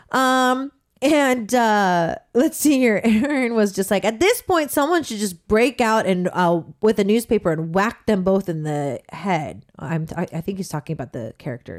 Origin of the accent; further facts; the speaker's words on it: Southern California, United States; I come from Southern California